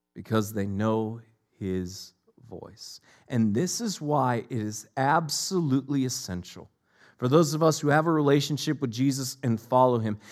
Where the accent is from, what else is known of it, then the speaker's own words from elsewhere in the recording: Northeast Ohio, United States; moved away; I'm from Northeast Ohio originally